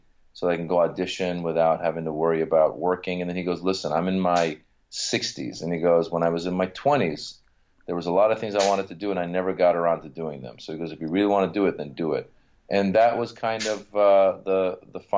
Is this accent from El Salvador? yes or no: no; Marin County, Northern California, United States; English is a second language; also born or lived in Iran / Reno, Nevada; now in Los Angeles, United States; I grew up in Northern California